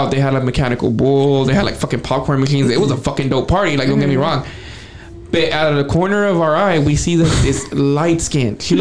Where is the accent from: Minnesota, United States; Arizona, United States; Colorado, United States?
Arizona, United States; no, we're not from Alabama. We're from Arizona.